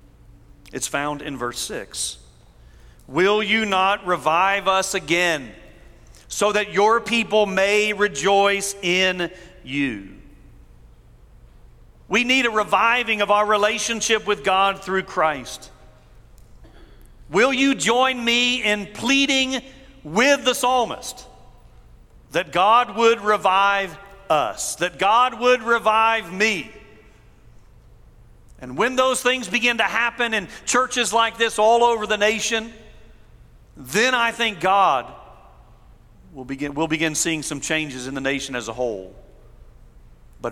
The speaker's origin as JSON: {"language": "English", "country": "United States", "tie": "born or raised there", "said": "I was born in America. I am grateful to be an American citizen."}